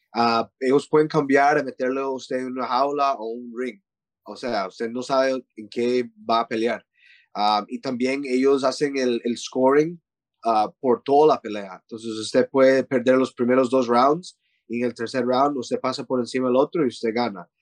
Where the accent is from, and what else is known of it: Costa Rica; moved away; also born or lived in Canada / Thailand